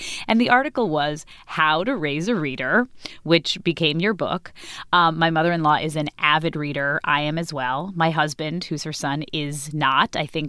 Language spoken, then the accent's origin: English; New York, United States; And I'm a New Yorker, so I'm a worrier.